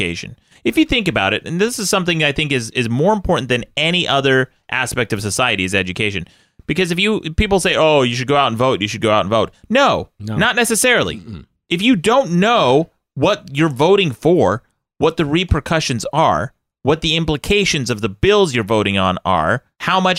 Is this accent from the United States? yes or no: yes; Utah, United States; I come from Utah.